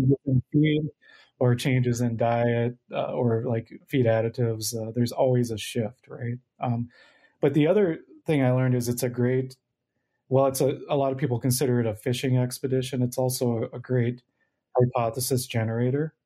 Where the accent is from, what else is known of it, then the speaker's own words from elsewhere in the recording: Minnesota, United States; moved away as an adult; also born or lived in North Dakota; I grew up in Minnesota and would love to come home.